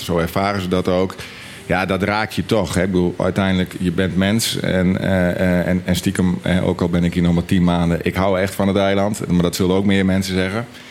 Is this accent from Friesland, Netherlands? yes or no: yes; Friesland, Netherlands; moved away as an adult; now in Bonaire; we komen oorspronkelijk uit eh, Friesland